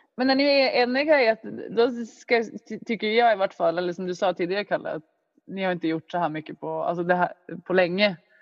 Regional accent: Luleå, Norrbotten County, Sweden; jag växte upp i Luleå

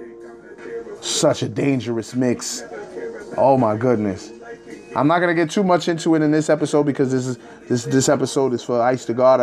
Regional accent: Rockland County, New York, United States; I currently reside in Nyack, brother. I'm from Rockland County, New York

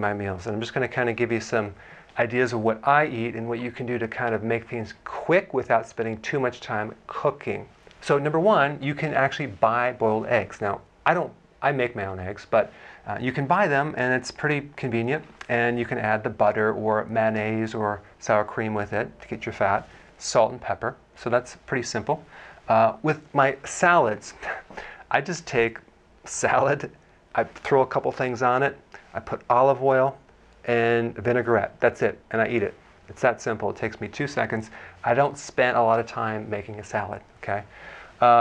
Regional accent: Wisconsin, United States; I'm from Wisconsin

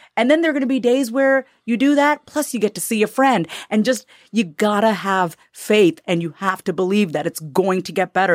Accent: United States; also born or lived in India (ancestry); they all know we're American. We're dressed in American clothes. I'm Indian, but they know we're from the West

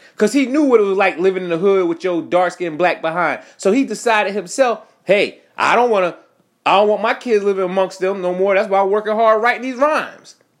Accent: United States

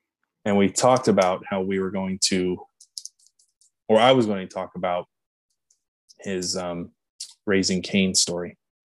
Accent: Wilkes-Barre, Pennsylvania, United States; He hit a home run here in my hometown that's apparently the longest home run ever hit. It happened here in Wilkes-Barre.

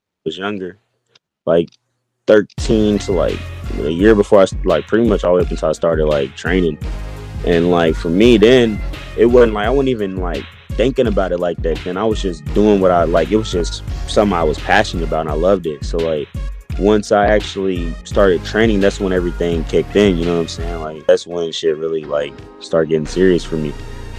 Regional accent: Louisville, Kentucky, United States; also born or lived in New Albany / Atlanta / Dayton; Man, Louisville, Kentucky, but getting it confused, though, like, I was born in New Albany, and I lived there like the first like year or two of my life.

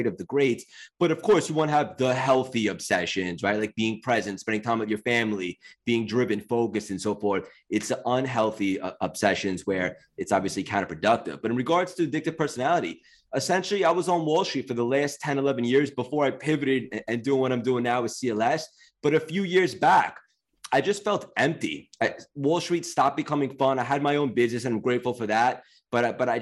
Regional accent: Long Island, New York, United States; also born or lived in Connecticut; I grew up in Long Island. I essentially been in New York my whole life

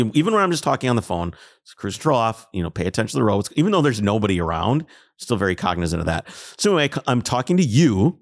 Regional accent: Minnesota, United States; I'm from Minnesota

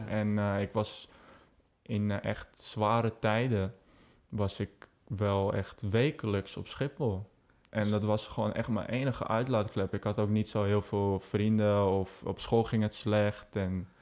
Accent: Amsterdam, North Holland, Netherlands; now in Tilburg, Netherlands; Ik kom uit Amsterdam. Ik woon momenteel dus in Tilburg.

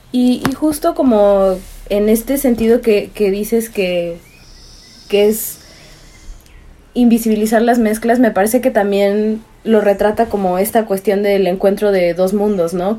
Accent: Veracruz, Mexico; soy originaria de Veracruz

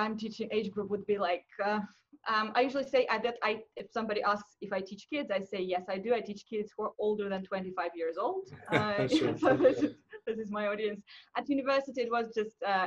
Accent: Moscow, Russia; English is a second language; I'm an English teacher from Moscow.

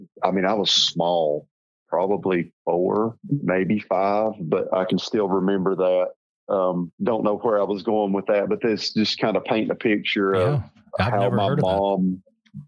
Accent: Northeast Tennessee, United States; accent: hillbilly; I grew up in a, you know, as we were talking earlier, in a very rural little hillbilly town, as you can tell from my accent, in Northeast Tennessee

